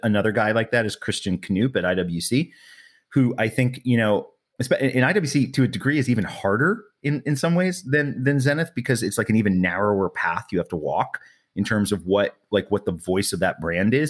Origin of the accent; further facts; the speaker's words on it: New York City, New York, United States; moved away as an adult; now in California, United States; New York City, man. I grew up in Manhattan